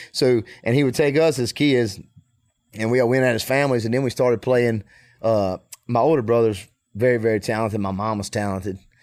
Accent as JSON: {"language": "English", "region": "Mississippi", "country": "United States", "tie": "born or raised there", "said": "I'm from Mississippi"}